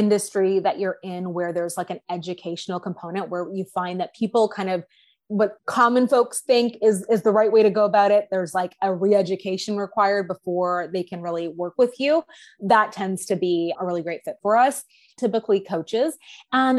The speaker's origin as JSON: {"language": "English", "country": "Canada", "also_born_or_lived": "Toronto, Ontario", "said": "So I am a Canadian. I'm in the country we currently know as Canada. I live just outside of Toronto, Ontario"}